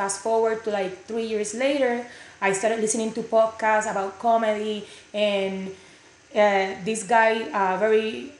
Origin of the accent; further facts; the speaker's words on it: Puerto Rico; accent: southern; now in Texas, United States; I'm from Puerto Rico, by the way.